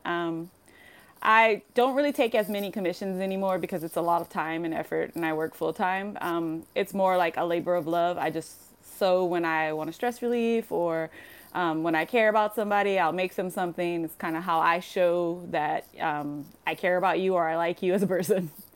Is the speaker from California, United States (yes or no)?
yes; Compton, California, United States; moved away as an adult; now in Tokyo, Japan; I grew up in Compton, California